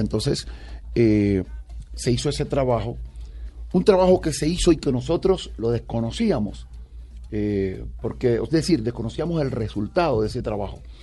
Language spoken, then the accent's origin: Spanish; San Basilio de Palenque, Bolívar, Colombia; accent: Palenquero dejo